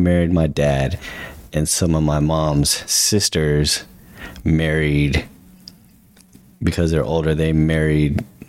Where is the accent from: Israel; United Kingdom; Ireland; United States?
United States; San Jose, California; moved away as an adult; now in Las Vegas, United States; I grew up on the east side of San Jose. I feel like I lived in two different parts of San Jose, because that was our home on the east side.